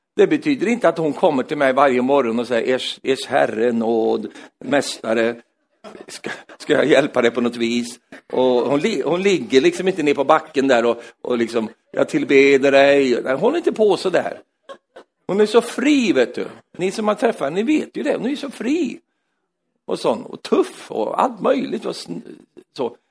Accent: Sweden; jag är svensk

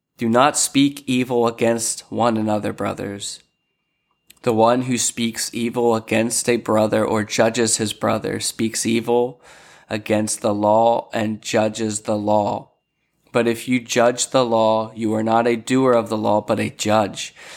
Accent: Lancaster, Pennsylvania, United States; moved away as an adult; also born or lived in Philadelphia, Pennsylvania; now in Sarasota, United States; I'm originally from Lancaster, Pennsylvania. Um, my family migrated out of Philly to Lancaster, grew up there

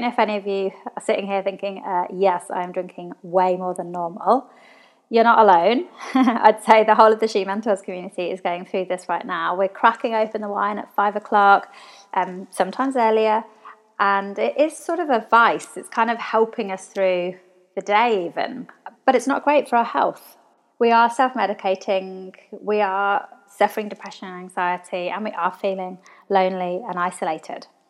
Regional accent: England, United Kingdom; now in Australia; So I'm from England, all my family are over in England

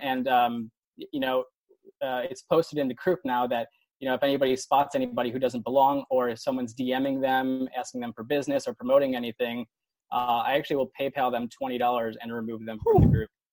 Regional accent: Buffalo Grove, Illinois, United States; moved away; also born or lived in University of Iowa; I'm actually from Chicago. I grew up in the suburbs. I grew up in Buffalo Grove

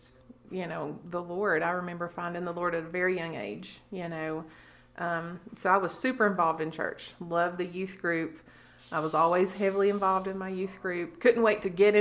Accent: Corbin, Kentucky, United States; born or raised there; moved away as an adult; now in Alabama, United States

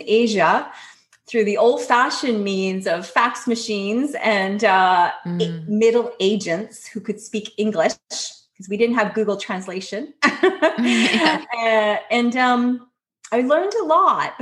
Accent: North Shore, British Columbia, Canada; in my hometown

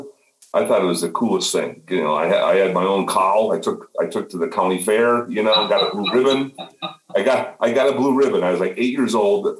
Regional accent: northern Minnesota, United States; moved away as an adult; now in Chicago, United States; I grew up on a farm 10 miles from the Canadian border in northern Minnesota

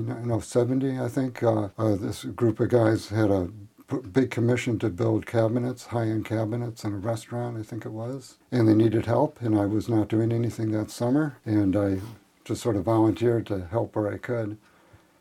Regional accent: Western Massachusetts, United States; moved away as an adult; also born or lived in Springfield, Massachusetts / Holyoke, Massachusetts / Amherst, Massachusetts; now in Port Townsend, United States; I grew up in Western Massachusetts, Springfield, and then Holyoke, and then Amherst. So I spent all the first probably 25 years of my life was in that area

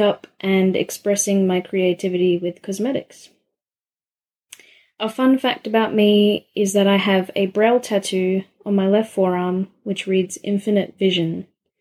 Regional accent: Adelaide, South Australia, Australia; I'm from Adelaide, South Australia

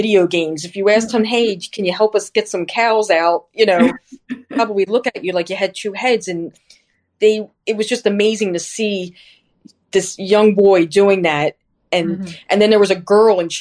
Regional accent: New Jersey, United States; I'm from New Jersey

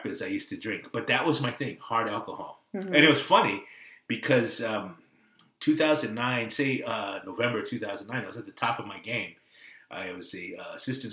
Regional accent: Pleasanton, California, United States; also born or lived in Oakland, California; I was born in Oakland and I lived in Oakland. We moved to the suburbs, Pleasanton, California

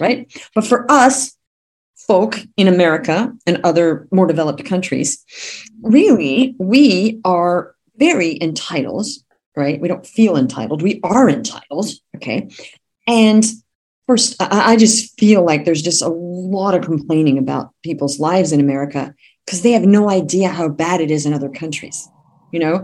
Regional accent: Australia; moved away; also born or lived in California; I'm actually from California, but I grew up in Australia

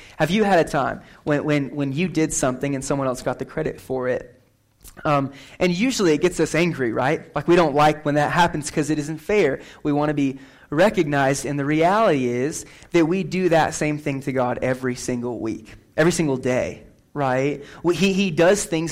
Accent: McCook, Nebraska, United States; moved away; I just went back to my hometown, McCook, last week. McCook, Nebraska, best town in Nebraska.

